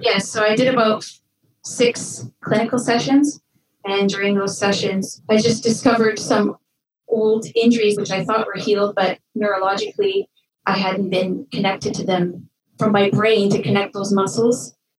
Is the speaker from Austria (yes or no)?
no; Red Lake, Ontario, Canada; moved away as an adult; also born or lived in Milan, Italy; I grew up in a small town in northwestern Ontario called Red Lake